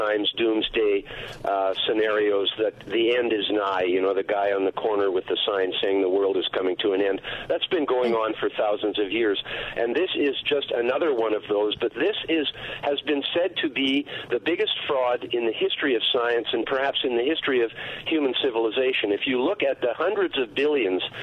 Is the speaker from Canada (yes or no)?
yes; Canada; I'm a Canadian, so I'm not even a U.S. citizen